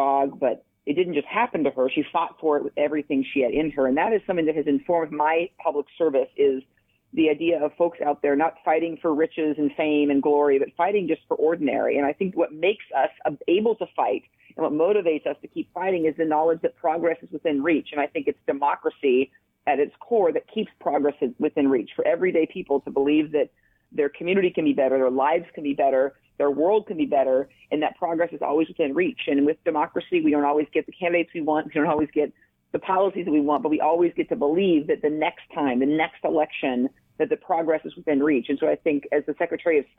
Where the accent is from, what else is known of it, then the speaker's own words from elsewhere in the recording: The Dalles, Oregon, United States; I grew up in Eastern Oregon, Duffer and the Dow